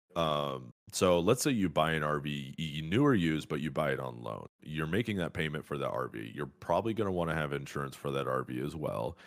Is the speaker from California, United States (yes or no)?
yes; Fresno, California, United States; moved away; I grew up in Fresno, California